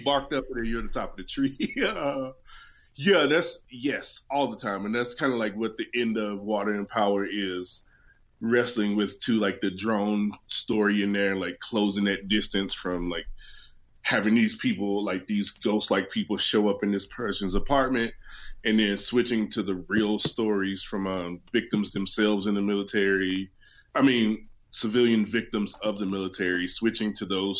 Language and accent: English; West Virginia, United States; born or raised there; moved away